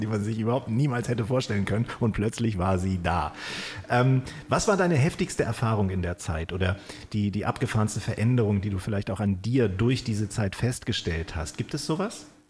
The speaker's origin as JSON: {"language": "German", "town": "Kiel", "region": "Schleswig-Holstein", "country": "Germany", "tie": "born or raised there", "also_born_or_lived": "Stuttgart", "moved": "yes", "said": "ich in Kiel. Ich habe aber zwölf Jahre in Stuttgart auch gelebt"}